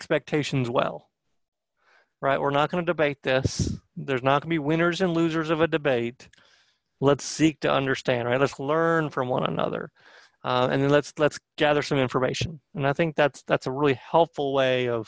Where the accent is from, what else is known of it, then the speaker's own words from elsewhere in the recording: North Georgia, United States; I'm from North Georgia